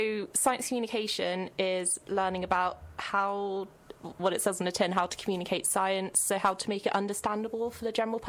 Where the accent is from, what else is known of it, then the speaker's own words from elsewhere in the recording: Birmingham, West Midlands, United Kingdom; moved away as an adult; also born or lived in Sheffield; now in Bristol, United Kingdom; And last year I was in Sheffield doing my undergrad in biology. And I'm originally from Birmingham, so I've kind of been all over.